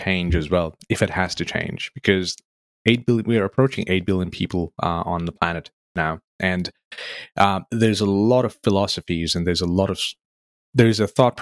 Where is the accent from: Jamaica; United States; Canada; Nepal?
Nepal; now in Australia; I grew up in Nepal